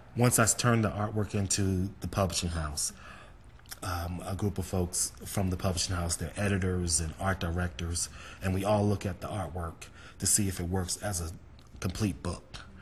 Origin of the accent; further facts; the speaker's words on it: New York City, New York, United States; Harlem and my hometown